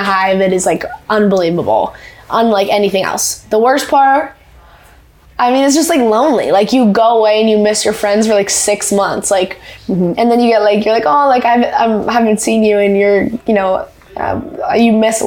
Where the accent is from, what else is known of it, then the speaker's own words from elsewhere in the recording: Canada; I'm a very proud Canadian.